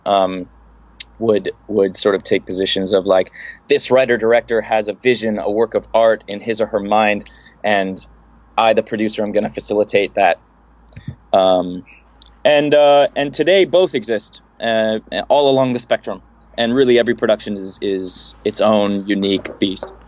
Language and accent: English; Los Angeles, California, United States; be born and raised in Los Angeles, uh, in a suburb of Los Angeles, the San Fernando Valley